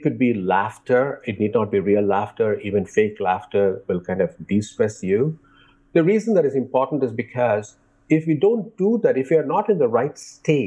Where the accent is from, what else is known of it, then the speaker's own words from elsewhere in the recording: India; growing up in India